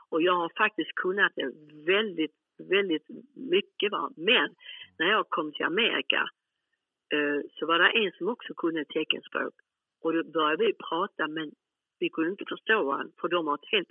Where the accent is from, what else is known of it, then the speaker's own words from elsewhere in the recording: Malmö, Skåne, Sweden; also born or lived in Helsingborg; Men jag är född i Malmö ju.